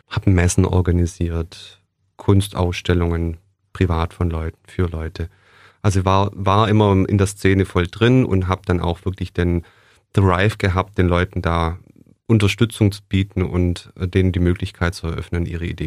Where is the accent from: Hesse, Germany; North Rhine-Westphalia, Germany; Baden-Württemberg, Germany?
Baden-Württemberg, Germany; Blaubeuren; born there; In Blabeuren, also gar nicht so weit weg.